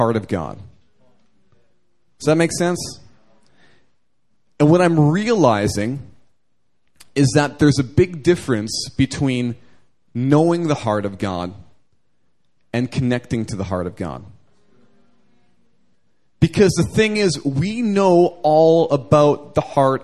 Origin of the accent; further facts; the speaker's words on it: Canada; moved away as an adult; now in Seoul, South Korea; growing up in Canada